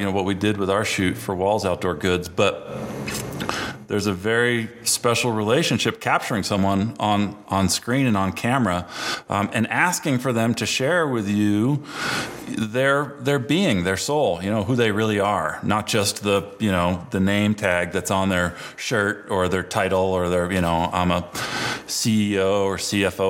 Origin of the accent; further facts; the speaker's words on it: Burlington, Vermont, United States; moved away as an adult; now in Colorado, United States; growing up in Burlington, Vermont